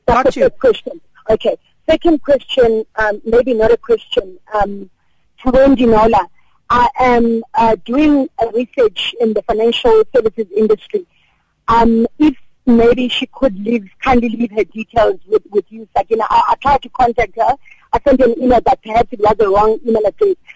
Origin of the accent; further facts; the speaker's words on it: South Africa; also born or lived in Durban; South African consumers